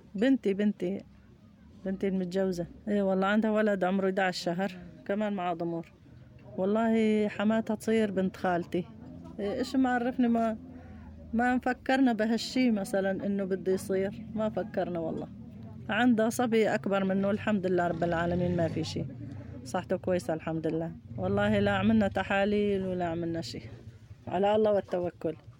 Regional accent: Aleppo Governorate, Syria; moved away as an adult; كنا عايشين بضيعتنا ببيتنا آه، بضيعتنا بريف حلب الجنوبي البوابية وحاليا نازحين

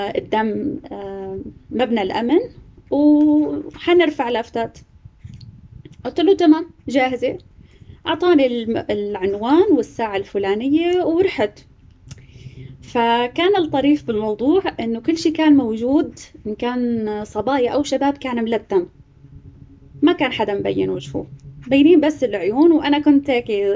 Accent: Homs, Homs Governorate, Syria; moved away as an adult; also born or lived in Aleppo; now in Turkey; اني من آه، من حمص

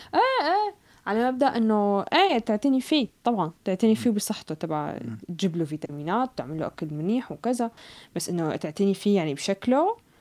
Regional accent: Syria; moved away; نحن آه، كأشخاص كسوريين

